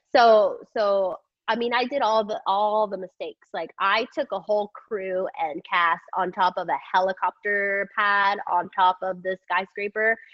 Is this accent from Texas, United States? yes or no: yes; Texas, United States; growing up in Texas